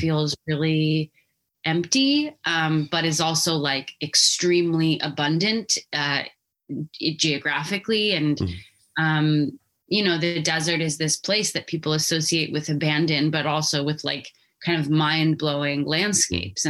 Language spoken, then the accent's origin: English; Albuquerque, New Mexico, United States; growing up in Albuquerque